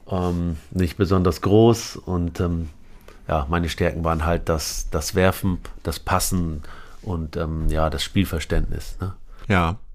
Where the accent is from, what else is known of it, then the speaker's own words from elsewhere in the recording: Aurich, Lower Saxony, Germany; also born or lived in Lebanon; Ja, wir sind über Damaskus nach Paris, Paris nach Hamburg und dann doch nach Aurich, die Kleinstadt, kleine Dorf in.